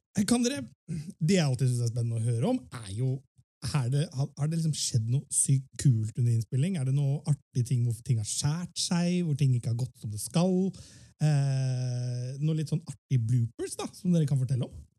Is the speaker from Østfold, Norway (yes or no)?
yes; Fredrikstad, Østfold, Norway; Vi som er født og oppvokst her på Østlandet Jeg er jo selv fra Fredrikstad